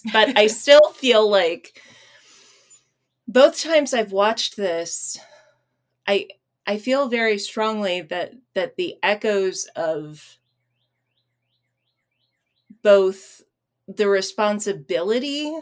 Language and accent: English; United States; for me as an American